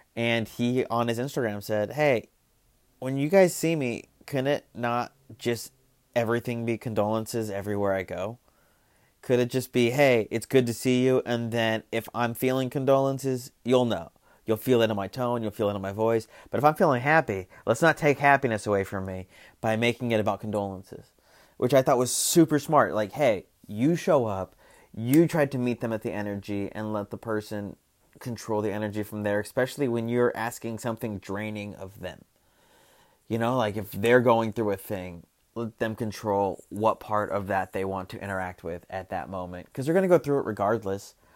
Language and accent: English; Arizona, United States; moved away; I'm from Arizona